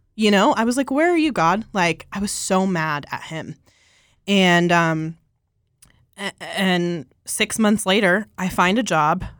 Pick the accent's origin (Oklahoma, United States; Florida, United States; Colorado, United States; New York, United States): Colorado, United States; I'm from Colorado, born and raised here